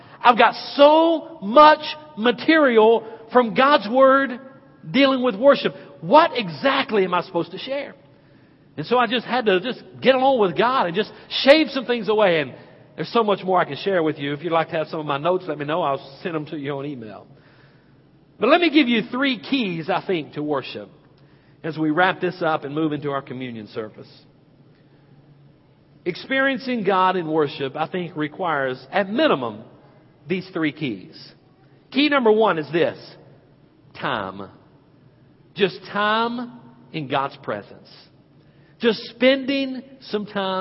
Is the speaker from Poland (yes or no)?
no; Hickory, North Carolina, United States; as a boy growing up in Penelope Baptist Church back in Hickory, North Carolina